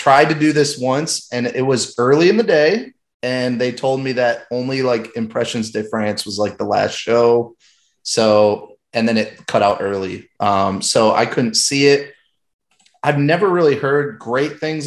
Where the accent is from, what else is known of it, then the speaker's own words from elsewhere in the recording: Michigan, United States; growing up in Michigan, it's basically Canada